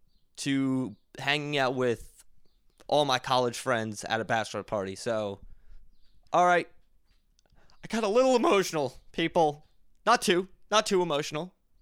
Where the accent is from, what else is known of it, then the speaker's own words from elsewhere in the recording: Philadelphia, Pennsylvania, United States; now in Boston, United States; Not from Boston. I'm from Philly. Moved here because it was easier for me for work.